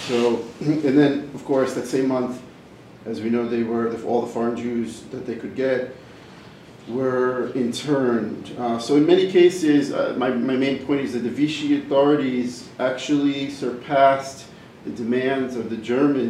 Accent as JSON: {"language": "English", "country": "United States", "moved": "yes", "lives_now": "France", "said": "I am American by origin"}